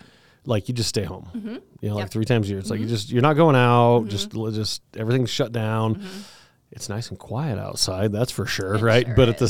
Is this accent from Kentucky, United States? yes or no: no; Cañon City, Colorado, United States; I grew up in Canyon City